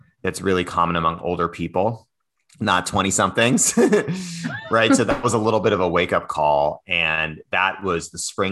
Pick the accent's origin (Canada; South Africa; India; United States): United States; East Coast; moved away as an adult; now in San Francisco, United States; I grew up on the East Coast and spent most of my life there.